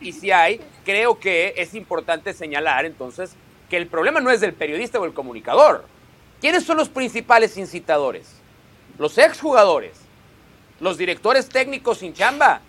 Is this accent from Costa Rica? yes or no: no; Mexico; voy a decir como mexicano